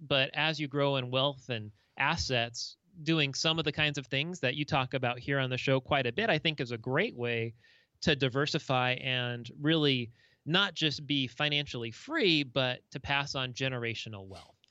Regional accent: Orange County, Southern California, United States; moved away as an adult; also born or lived in Seattle, Washington; now in Minnesota, United States; I'm from Southern California originally, grew up in Orange County in L A County

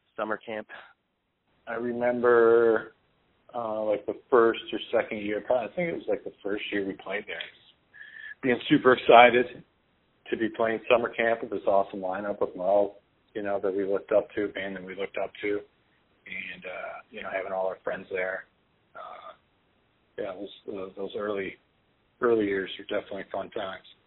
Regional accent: Crown Point, Indiana, United States; I grew up in Crown Point, Indiana.

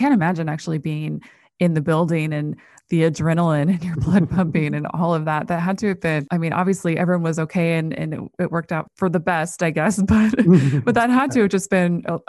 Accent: Midwest, United States; I grew up in the Midwest. I know your ilk.

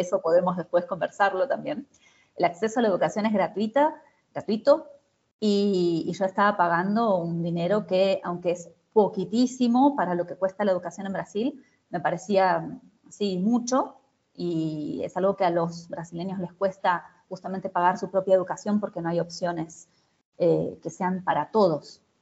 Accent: Argentina; moved away as an adult; also born or lived in Brazil; soy argentina

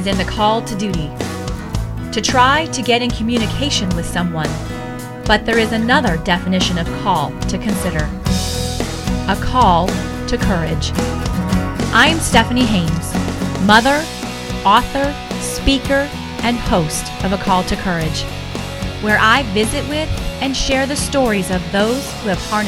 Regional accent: Northern California, United States; moved away as an adult; I grew up in Northern California and lived there until I was 33 years old

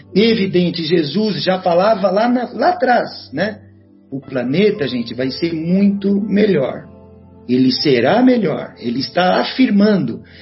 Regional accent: Guaxupé, Minas Gerais, Brazil; minha cidade natal de Guaxupé

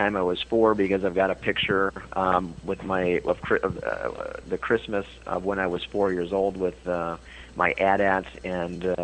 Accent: Fountain City, Wisconsin, United States; I'm from Fountain City, Wisconsin

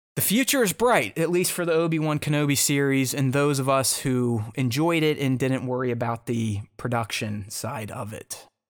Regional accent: United States; being an American

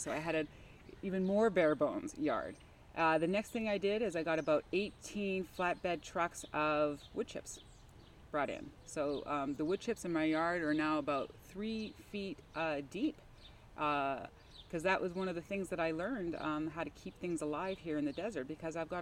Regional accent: Canada; now in Tempe, United States; I come from Canada

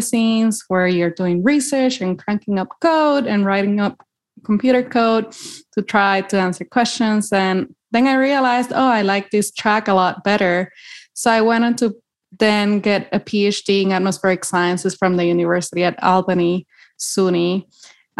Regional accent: Puerto Rico; moved away as an adult; now in Boulder, United States; am originally from Puerto Rico. I grew up there.

